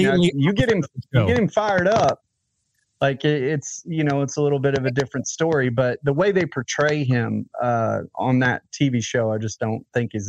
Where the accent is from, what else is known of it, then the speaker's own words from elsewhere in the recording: Nashville, Tennessee, United States; Nashville, Tennessee.